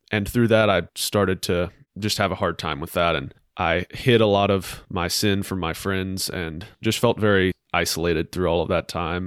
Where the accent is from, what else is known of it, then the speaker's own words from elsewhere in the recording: Huntsville, Alabama, United States; I'm from Huntsville. I grew up in a great family